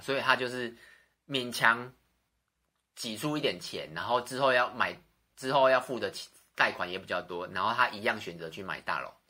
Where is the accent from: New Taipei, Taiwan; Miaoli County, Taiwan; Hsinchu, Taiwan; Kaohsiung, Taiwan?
New Taipei, Taiwan; Xinzhuang; 我从小出生在新庄，然后家人朋友几乎都在新庄